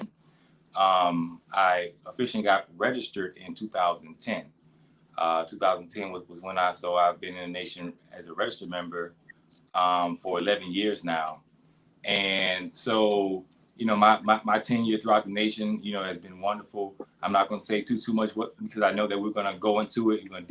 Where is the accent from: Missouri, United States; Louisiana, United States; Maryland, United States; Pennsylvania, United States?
Louisiana, United States; Baton Rouge; also born or lived in New Orleans, Louisiana; I'm actually originally from Baton Rouge, Louisiana.